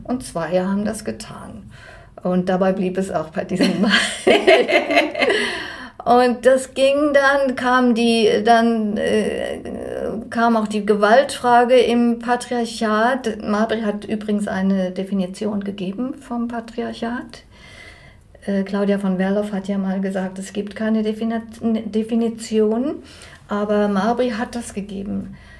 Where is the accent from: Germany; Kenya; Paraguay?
Germany; moved away as an adult; now in Switzerland; Ich komme von Deutschland